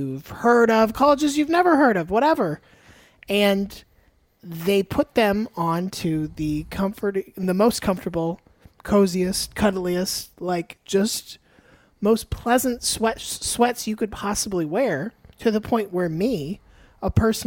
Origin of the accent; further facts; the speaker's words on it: Florida, United States; now in New York, United States; I grew up in Florida, and I don't think I saw snow